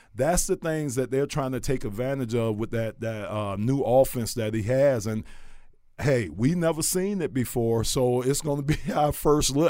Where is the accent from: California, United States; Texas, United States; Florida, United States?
Florida, United States; Miami; I was from Miami